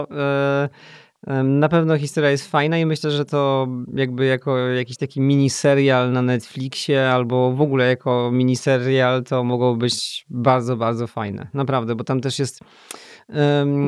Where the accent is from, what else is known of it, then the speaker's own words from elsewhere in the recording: Poland; moved away as an adult; also born or lived in United Kingdom; tak jak bardzo, bardzo dużo ludzi w Polsce, jestem z małego miasta